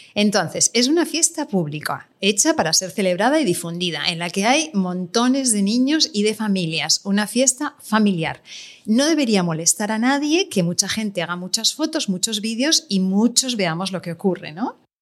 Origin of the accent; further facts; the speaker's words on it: La Garrotxa, Catalonia, Spain; yo ahora mismo en mi pueblo, en La Garrocha